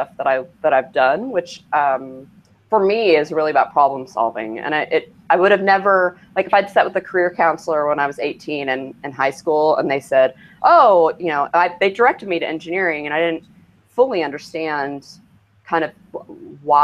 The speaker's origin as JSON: {"language": "English", "region": "Kentucky", "country": "United States", "tie": "born or raised there", "also_born_or_lived": "Cincinnati", "moved": "as an adult", "lives_now": "Portland, United States", "said": "I've lived here for 12 years. I grew up in Kentucky."}